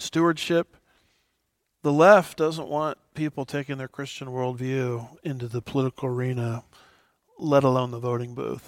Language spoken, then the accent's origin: English; United States; as an American